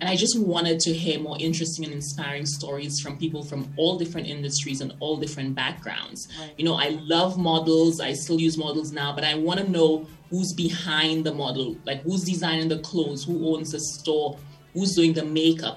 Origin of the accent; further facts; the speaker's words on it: St. Lucia; now in Denver, United States; I grew up in St. Lucia.